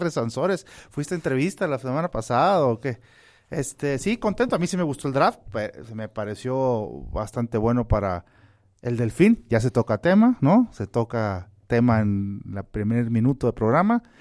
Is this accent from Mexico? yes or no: yes; Mexico City, Mexico; born there; No, orgullosamente nacido en, en, en, en su CDMX, cuna